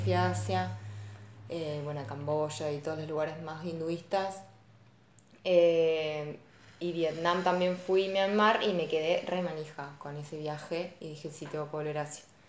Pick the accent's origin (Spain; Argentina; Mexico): Argentina; sos de Argentina, sí, del país de Maradona